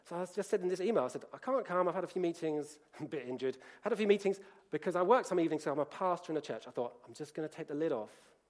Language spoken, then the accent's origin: English; Colombia; I grew up in Colombia.